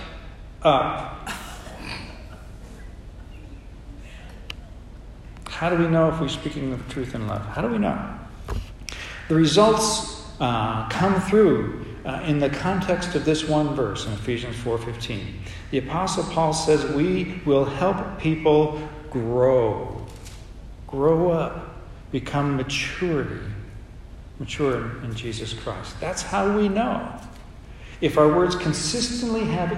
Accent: United States; accent: American; they knew instantly I was an American. They knew it because of my accent

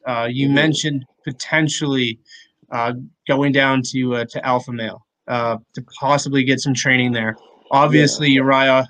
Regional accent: Canada; being Canadian, I'm always going to have the GSP bias.

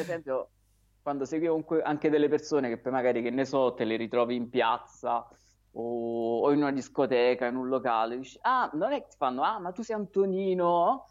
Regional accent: Naples, Campania, Italy; now in Aversa, Italy; io sono di Napoli. Sono nato a Napoli, ho abitato lì

